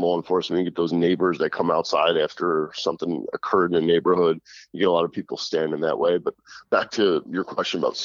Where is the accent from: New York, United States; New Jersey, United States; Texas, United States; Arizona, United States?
New Jersey, United States; half Sicilian kid growing up in Jersey